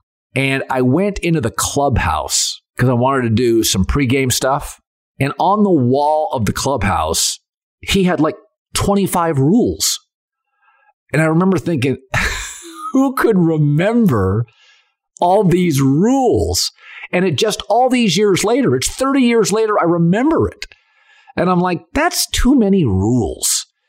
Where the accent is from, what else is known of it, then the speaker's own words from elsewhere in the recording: Pacific Northwest, United States; I wanted to be the voice of the Seattle Mariners because I grew up in the Pacific Northwest, as many of you know.